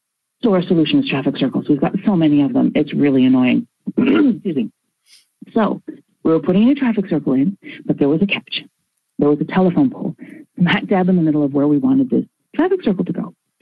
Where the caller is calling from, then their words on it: Fredericton, New Brunswick, Canada; I'm calling from Fredericton, New Brunswick. It's in Canada.